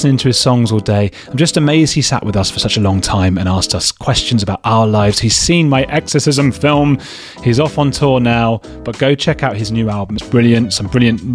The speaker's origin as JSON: {"language": "English", "town": "Watford", "region": "East of England", "country": "United Kingdom", "said": "I'm from Watford, just outside London."}